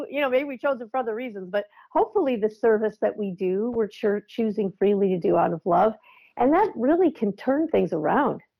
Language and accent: English; Midwest, United States; yeah, that's what we had canned peas. I grew up in Midwest.